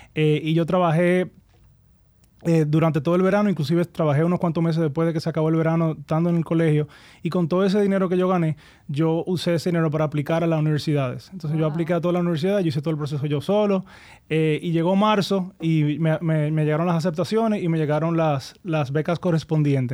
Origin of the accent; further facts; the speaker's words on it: Santo Domingo, Distrito Nacional, Dominican Republic; also born or lived in Miami / United States; nos mudamos aquí a Santo Domingo. Entonces yo, yo sí crecí en Santo Domingo